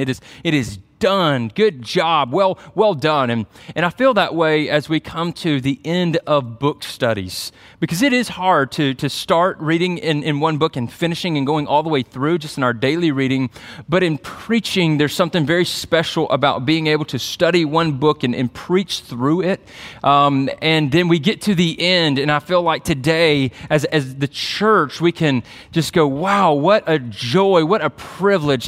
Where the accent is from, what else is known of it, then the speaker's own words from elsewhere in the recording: Byron, Georgia, United States; moved away; my hometown